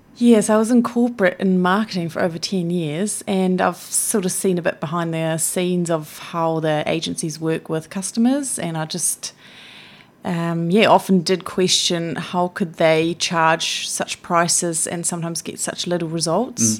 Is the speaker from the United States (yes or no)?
no; Switzerland; moved away as an adult; also born or lived in Blenheim, New Zealand / Wellington, New Zealand; now in New Zealand; most of my childhood I was in Switzerland